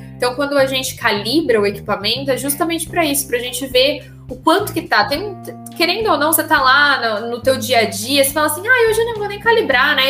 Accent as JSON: {"language": "Portuguese", "country": "Brazil", "said": "como um bom brasileiro"}